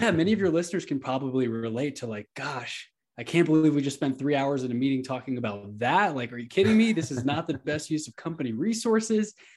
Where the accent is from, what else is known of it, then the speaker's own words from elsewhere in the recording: Houston, Texas, United States; now in Denver, United States; I'm from Houston